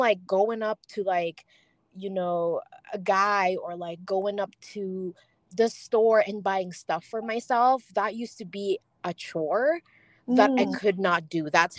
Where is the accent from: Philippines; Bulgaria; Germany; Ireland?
Philippines; now in United States; I grew up in the Philippines and they raise girls a lot differently back home. Mm-hmm. It was only until I moved to the US